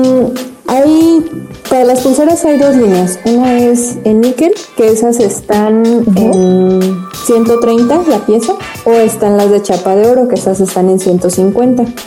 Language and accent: Spanish; Mexico; nos sentimos muy orgullosos de ser mexicanos